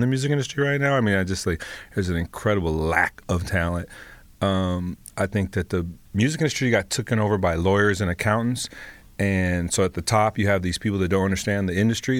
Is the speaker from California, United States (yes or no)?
yes; Los Angeles, California, United States; born and raised in Los Angeles, proud to be from the Crenshaw district